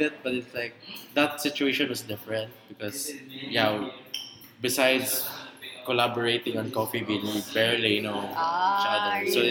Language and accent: English; Cebu, Central Visayas, Philippines; I was from Cebu